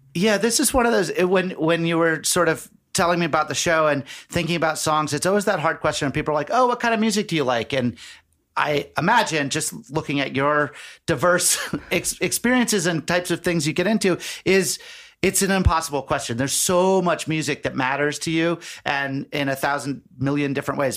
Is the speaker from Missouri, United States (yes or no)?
no; Nantucket, Massachusetts, United States; I grew up on Nantucket Island